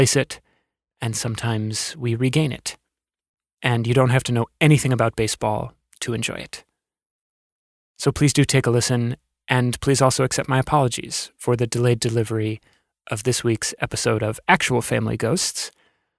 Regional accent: Alexandria, Virginia, United States; where I grew up in Alexandria, Virginia

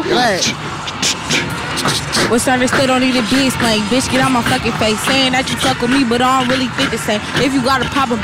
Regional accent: San Francisco, California, United States; I'm from the Bay Area, San Francisco.

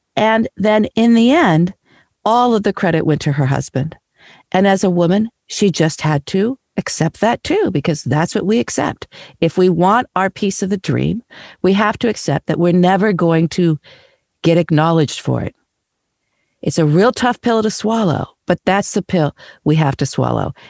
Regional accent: Kansas City, United States; moved away; I was back where I grew up in Kansas City

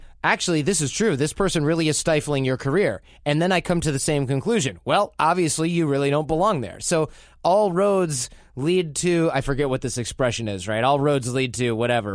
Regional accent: Detroit, Michigan, United States; I'm from Detroit

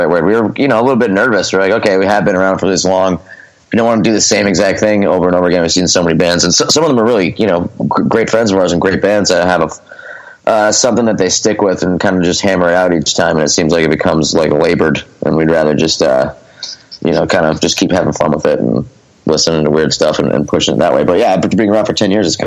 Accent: Scranton, Pennsylvania, United States; moved away as an adult; now in Philadelphia, United States; I was born actually in Philadelphia and lived here for the first couple of years of my life. And then my family moved, both my parents are from Scranton, so they moved back to Scranton. I was raised in Scranton

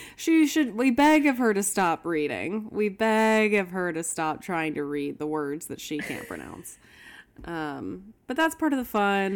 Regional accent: Houston, Texas, United States; I grew up in Houston

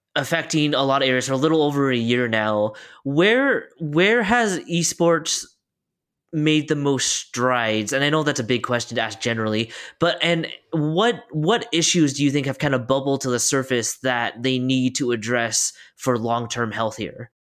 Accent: Oregon, United States; we're both from Oregon.

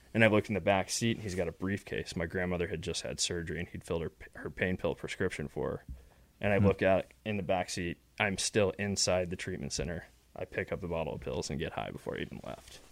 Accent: West Texas, United States; I grew up in West Texas, um, middle class, upper middle class family

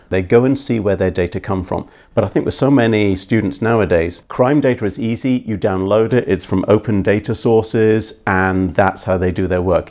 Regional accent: Scotland, United Kingdom; moved away as an adult; also born or lived in East End of London; now in Philadelphia, United States; I went to an all-white school, but that's 'cause I grew up in Scotland

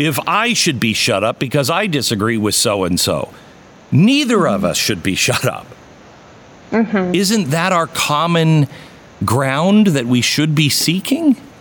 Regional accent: Pacific Northwest, United States; grew up in the Pacific Northwest

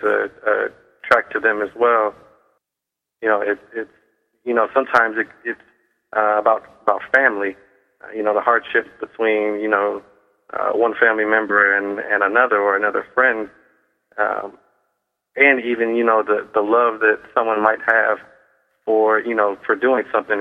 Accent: Cleveland, Ohio, United States; I grew up in Cleveland, and I love the town of Cleveland.

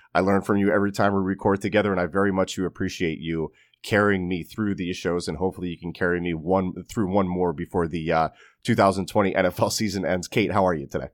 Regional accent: Pennsylvania, United States; moved away; I am from up north. I am from Pennsylvania

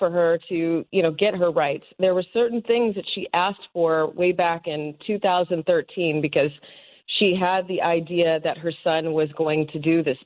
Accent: West Coast, United States; I'm from the West Coast

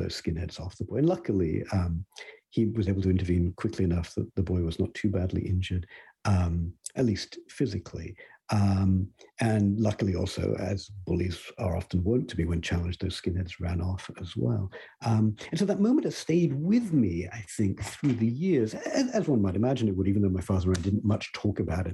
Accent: Coventry, West Midlands, United Kingdom; moved away; I grew up in Britain, and I can recall a moment in the late 70s, I think, there with my father in my hometown of Coventry

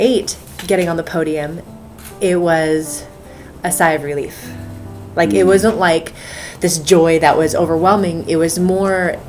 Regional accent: United States; I am an American

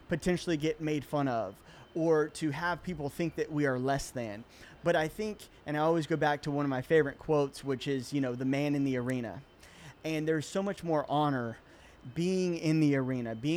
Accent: Chattanooga, Tennessee, United States; moved away; I'm originally from Chattanooga, Tennessee

